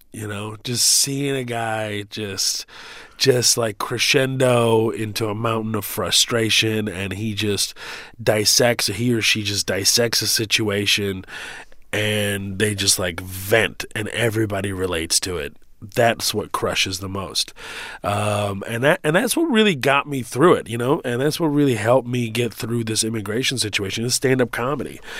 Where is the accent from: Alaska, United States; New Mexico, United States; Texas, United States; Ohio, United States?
Texas, United States; Houston; born or raised there; also born or lived in Kuwait